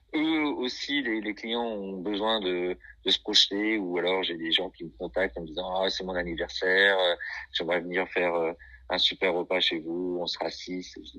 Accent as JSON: {"language": "French", "region": "Brittany", "country": "France", "said": "je suis un Breton des terres"}